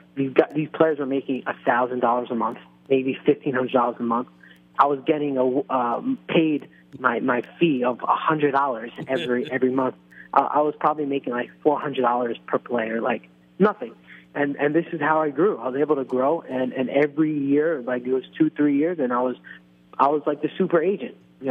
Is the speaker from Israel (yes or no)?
yes; Israel; I was following like some college basketball players on Facebook of my hometown team in Israel.